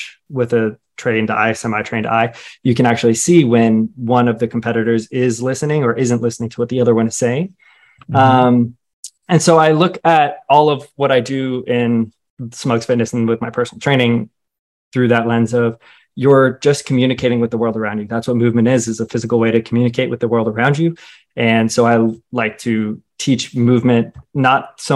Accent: Roswell, Georgia, United States; I grew up in Roswell, so about 30, 45 minutes north of Atlanta

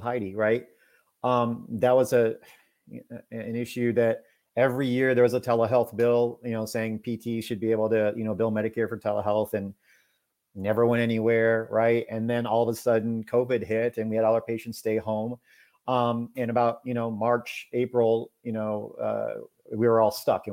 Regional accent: Houston, Texas, United States; I'm from Houston

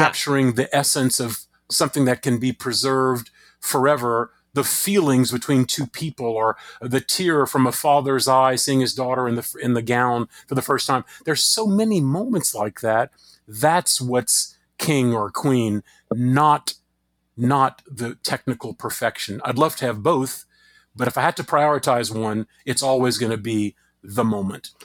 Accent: Crowley, Louisiana, United States; my hometown of Crowley, Louisiana

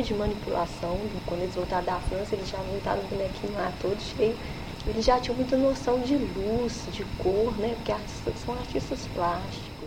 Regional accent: Brazil; somos nós brasileiros

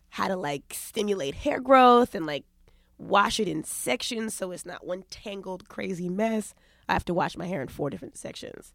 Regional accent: New York, United States; also born or lived in Los Angeles; I'm from New York

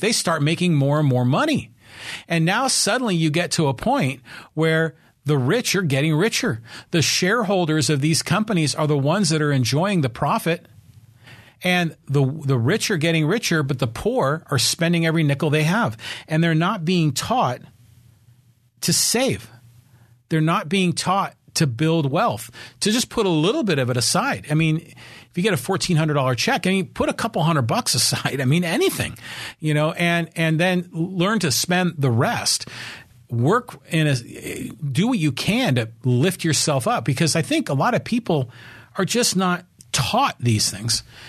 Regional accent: Poway, California, United States; not just in my hometown of Poway, but in San Diego County, California

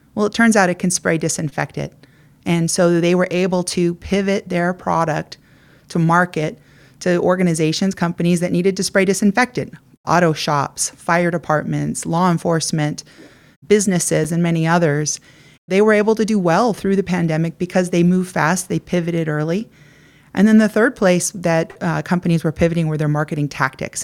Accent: California, United States; I grew up here in California, I headed east to Princeton for college

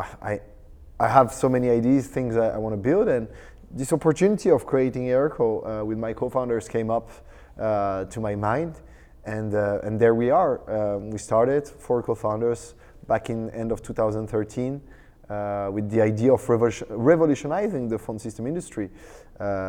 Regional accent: France; I'm French, actually, because I'm born and raised in France

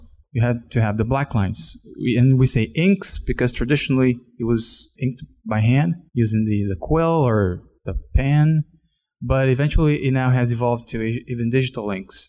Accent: outside of Sao Paulo, São Paulo, Brazil; I was born outside of Sao Paulo

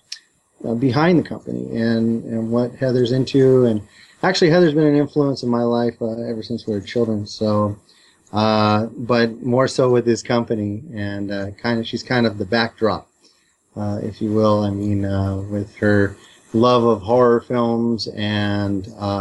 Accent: Upland, California, United States; I grew up in Upland, California, which is home to the Pipeline Skate Park

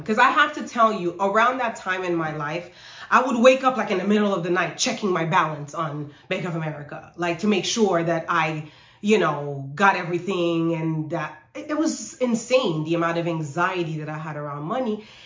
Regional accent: Haiti; also born or lived in New York; I actually was born in New York, but when I was six months old, we moved to Haiti. So I grew up there

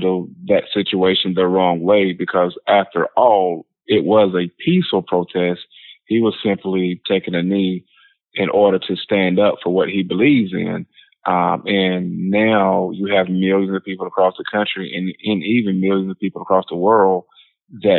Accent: North Carolina, United States; growing up in North Carolina

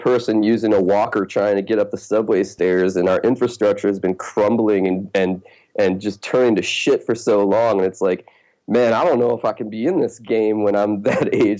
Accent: Detroit, Michigan, United States; now in New York City, United States; I'm originally from the Detroit area in Michigan

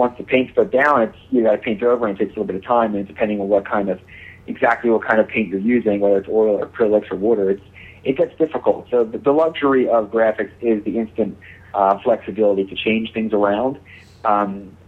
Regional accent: Baltimore, Maryland, United States; I'm 33 from Baltimore, Maryland.

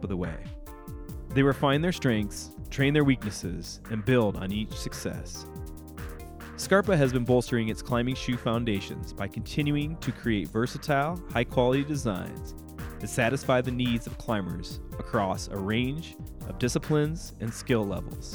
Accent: United States; as an American climber and privileged white male

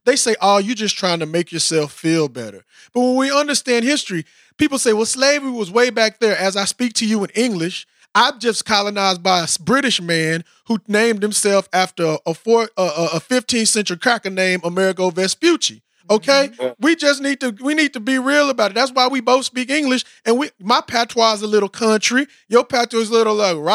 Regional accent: Austin, Texas, United States; growing up in Austin

